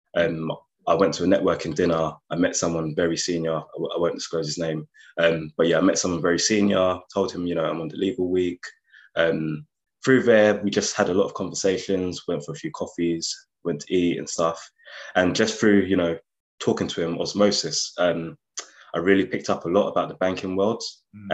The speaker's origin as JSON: {"language": "English", "region": "London", "country": "United Kingdom", "also_born_or_lived": "Nottingham", "moved": "as an adult", "said": "I'm originally from London, so that was a big jump moving from London to Nottingham"}